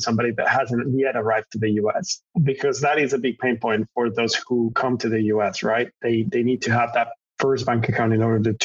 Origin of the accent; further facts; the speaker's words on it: Madrid, Community of Madrid, Spain; moved away as an adult; now in Los Angeles, United States; I was born and raised in Madrid, Spain